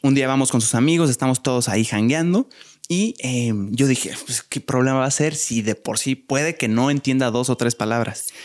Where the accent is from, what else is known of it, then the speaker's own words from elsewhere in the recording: Querétaro, Mexico; Yo soy del país de Querétaro